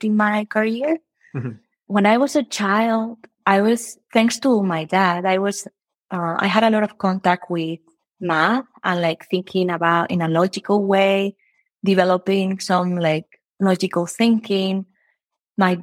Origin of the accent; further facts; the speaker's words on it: Spain; moved away as an adult; also born or lived in United Kingdom; now in Chicago, United States; I did math back in Spain. I'm from Spain.